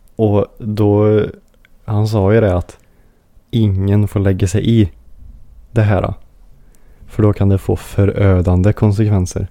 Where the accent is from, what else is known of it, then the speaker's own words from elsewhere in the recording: Sweden; som svensk då